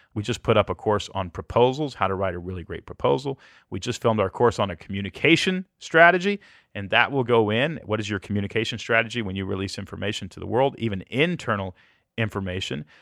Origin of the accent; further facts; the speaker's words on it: Pearland, Texas, United States; moved away as an adult; also born or lived in Portland, Oregon; now in Tennessee, United States; I grew up in Pearland, Texas